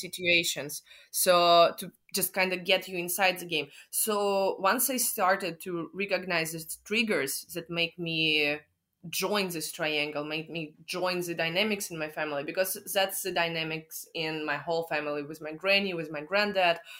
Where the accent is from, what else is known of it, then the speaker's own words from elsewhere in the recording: Moscow, Russia; I'm from Moscow